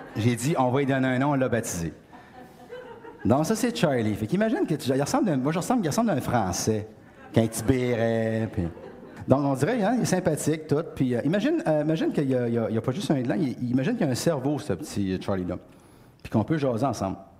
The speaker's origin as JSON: {"language": "French", "area": "Beauce", "region": "Quebec", "country": "Canada", "said": "je viens de la Beauce. Dans la Beauce, il n'y a pas beaucoup de chaînes"}